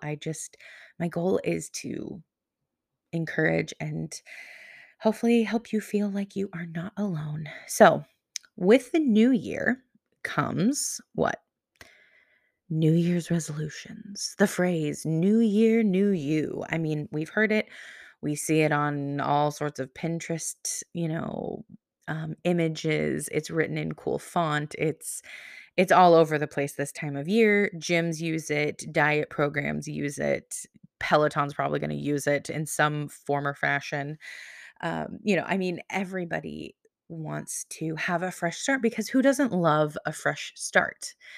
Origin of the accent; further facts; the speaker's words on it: Pacific Northwest, United States; I'm from the Pacific Northwest